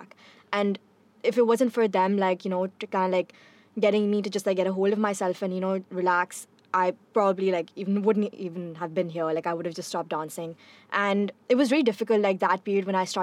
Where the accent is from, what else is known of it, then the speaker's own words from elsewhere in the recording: Pakistan; being a Pakistani girl